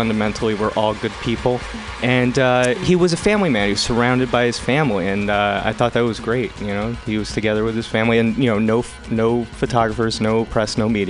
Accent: northwest New Jersey, United States; I grew up in New Jersey.

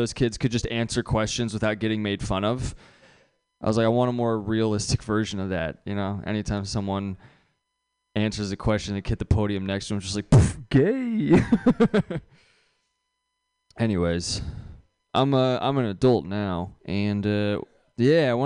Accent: San Carlos, California, United States; I'm from San Carlos.

